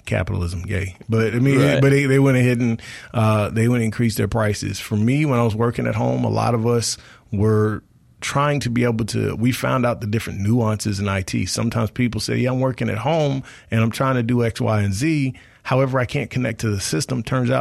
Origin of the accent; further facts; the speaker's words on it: Marion County, Mississippi, United States; Where I'm from Marion County, which is about a half hour west of Hattiesburg. We didn't have anything out there in the boonies where I'm from